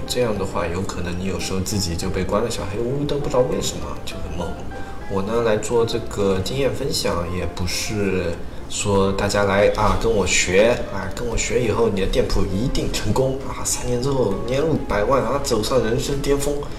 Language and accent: Chinese; China; 我们中国人